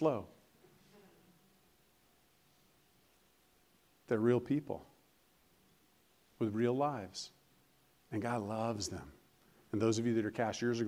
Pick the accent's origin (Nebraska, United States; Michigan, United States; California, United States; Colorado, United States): Colorado, United States; moved away; I am from Colorado